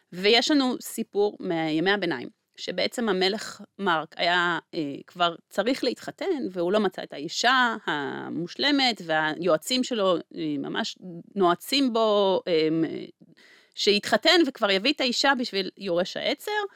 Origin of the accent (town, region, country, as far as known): Israel